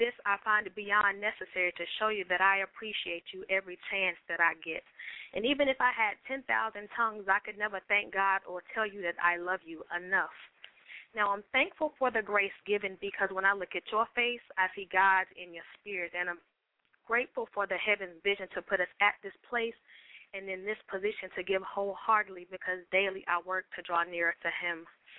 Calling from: Atlanta, Georgia, United States; I am calling from Atlanta, GA.

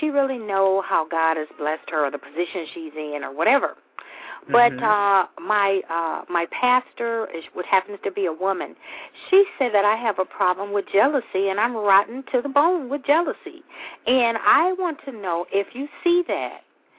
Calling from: Michigan, United States; I'm calling from Michigan.

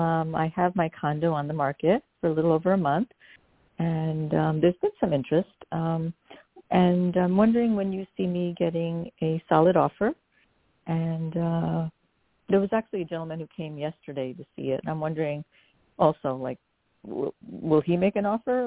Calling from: New York, United States; I'm calling from New York.

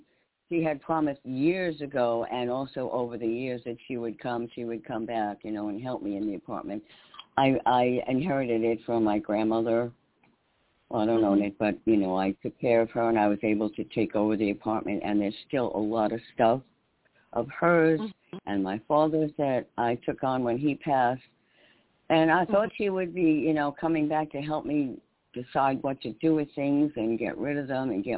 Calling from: New York, United States; in New York. … in New York.

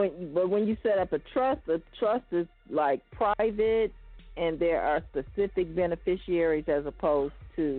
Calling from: Chicago, Illinois, United States; I'm calling from Chicago.

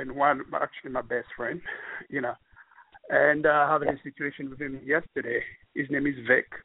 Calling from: New York, United States; from New York.

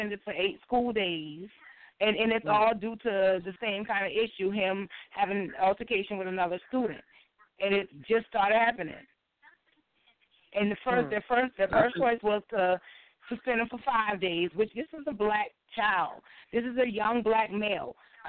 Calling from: Beaufort, South Carolina, United States; I'm calling from Beaufort, South Carolina.

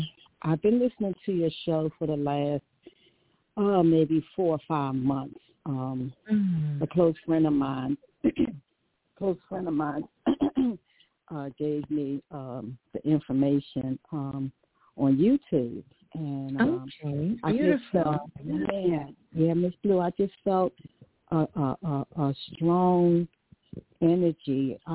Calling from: Dover, Delaware, United States; I'm calling from Dover, Delaware.

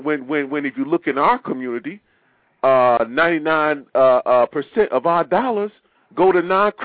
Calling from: Maryland, United States; Yeah, I'm calling from Maryland.

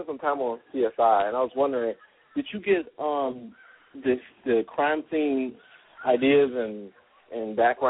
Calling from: Denver, Colorado, United States; I'm calling from Denver, Colorado.

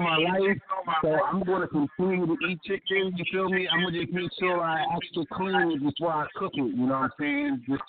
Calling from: Baltimore, Maryland, United States; I'm calling from Baltimore, Maryland, inside Zone 18.

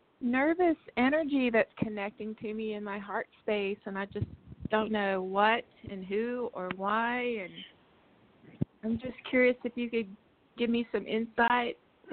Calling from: Texas, United States; I'm calling from Texas.

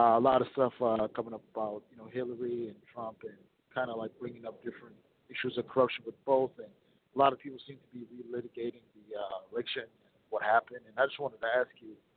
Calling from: Minnesota, United States; I'm calling from Minnesota

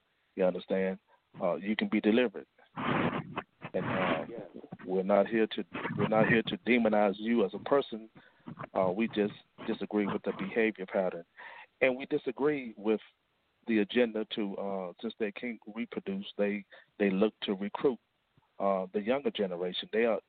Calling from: Fort Worth, Texas, United States; I'm calling from Fort Worth, Texas, the Lost Found Israelites Ministry.

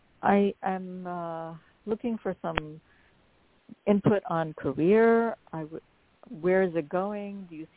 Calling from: New York, United States; calling from New York. My birthday is 9/6/65.

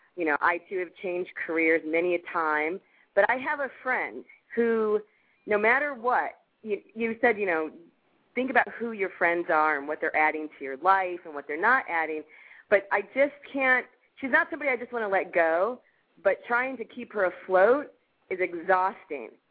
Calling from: Los Angeles, California, United States; calling from Los Angeles

